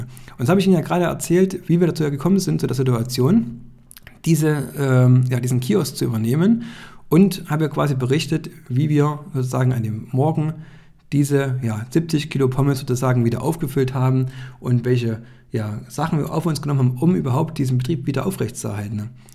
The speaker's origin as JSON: {"language": "German", "town": "Greiz", "region": "Thuringia", "country": "Germany", "tie": "born or raised there", "said": "saß ich beim Geschäftsführer ja, in meiner Heimatstadt"}